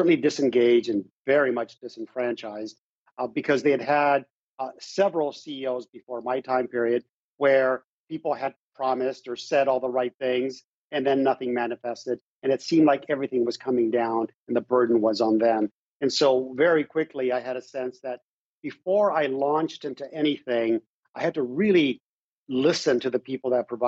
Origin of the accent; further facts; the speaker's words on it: Mexico; born there; I was born in Mexico. I never knew my father.